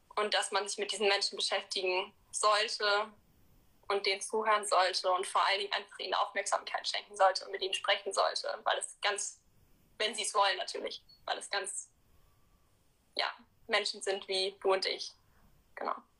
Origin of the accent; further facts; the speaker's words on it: Cologne, North Rhine-Westphalia, Germany; Also ich bin in Köln geboren und wohne auch immer noch hier.